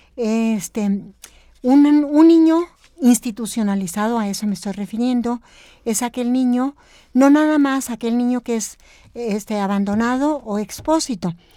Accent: Chihuahua, Mexico; moved away as an adult; soy de Chihuahua

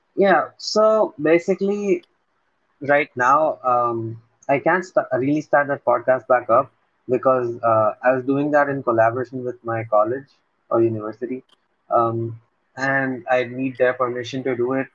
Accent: Ahmedabad, Gujarat, India; I'm from a city called Ahmedabad.

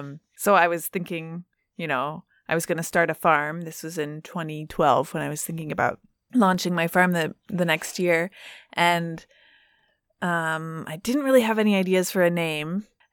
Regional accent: Lincoln, Nebraska, United States; Lincoln, Nebraska, is my hometown.

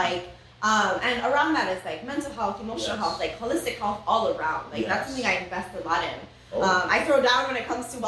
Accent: Oahu, Hawaii, United States; now in Maui, United States; I'm originally from Oahu

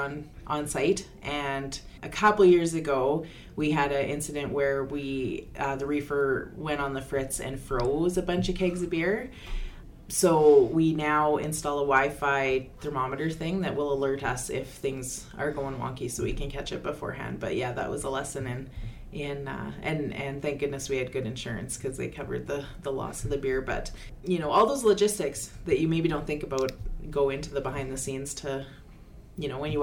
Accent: Lloydminster, Alberta, Canada; I am from Lloydminster, born and raised here.

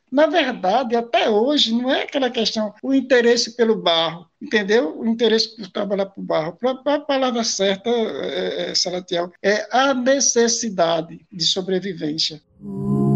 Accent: Tracunhaém, Pernambuco, Brazil; Eu nasci em Tracunhaém

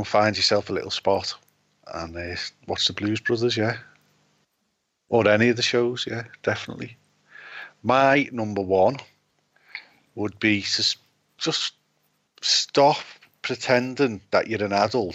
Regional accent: United Kingdom; as a Brit

